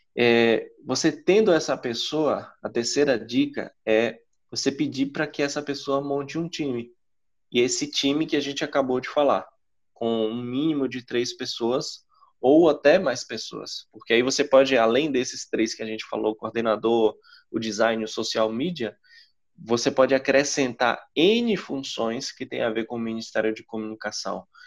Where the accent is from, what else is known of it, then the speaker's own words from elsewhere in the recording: interior of Bahia, Brazil; na minha cidade, eu venho de uma cidade de interior, interior da Bahia